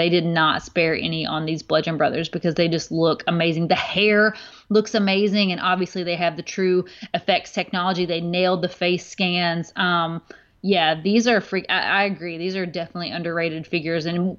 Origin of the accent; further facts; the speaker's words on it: the Bible Belt, United States; Of course, I'm from the Bible Belt small town, you know, like that it was totally against anything.